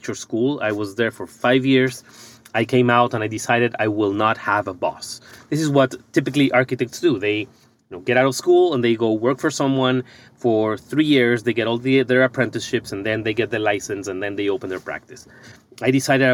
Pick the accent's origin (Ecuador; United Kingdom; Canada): Ecuador; moved away as an adult; now in United States; I'm originally from Ecuador